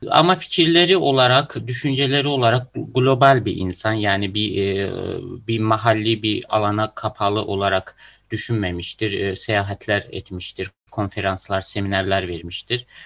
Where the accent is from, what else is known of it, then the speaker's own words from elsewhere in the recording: Russia; born there; Ben e, Rusya doğumluyum ama Azerbaycan vatandaşıyım.